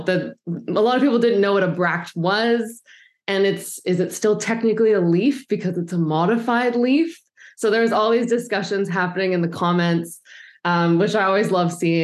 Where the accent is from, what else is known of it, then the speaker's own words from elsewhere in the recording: Vancouver Island, British Columbia, Canada; I grew up on Vancouver Island, and my parents were sailors and very outdoorsy.